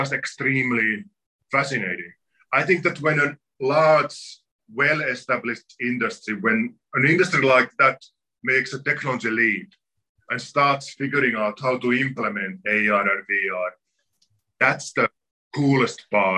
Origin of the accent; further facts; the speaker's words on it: Finland; moved away as an adult; also born or lived in New York; now in Connecticut, United States; I come from Finland, where a lot of people are in touch with the forest on a daily basis